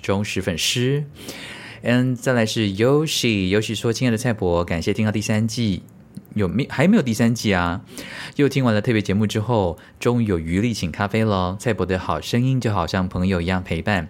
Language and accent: Chinese; Taiwan; 身为台湾人